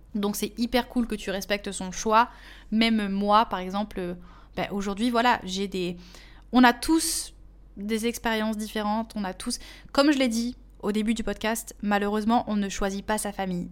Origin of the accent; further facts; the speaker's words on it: Portugal; en tant que portugaise